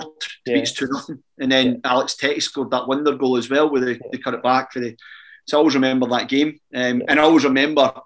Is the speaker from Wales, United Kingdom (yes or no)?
no; Scotland, United Kingdom; moved away as an adult; also born or lived in Preston; I'm back, obviously, in my home country.